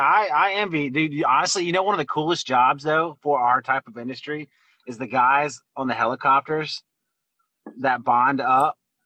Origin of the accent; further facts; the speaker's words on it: Louisiana, United States; I'm from Louisiana